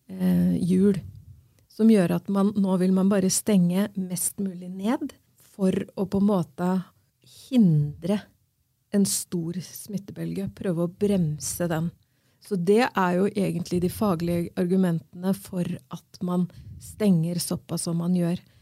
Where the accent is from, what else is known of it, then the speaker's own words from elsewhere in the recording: Rygge, Østfold, Norway; Jeg er fra Rygge.